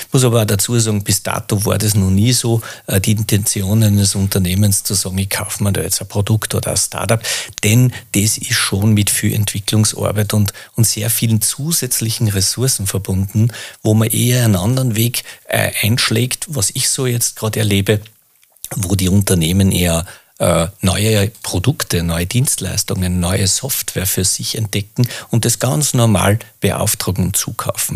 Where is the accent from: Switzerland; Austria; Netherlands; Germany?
Austria; Mühlviertel, Upper Austria; Bin ein Mühviertler, komme äh, da runter